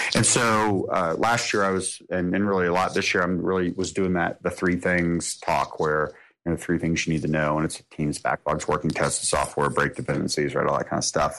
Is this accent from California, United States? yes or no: no; Atlanta, Georgia, United States; being in my hometown.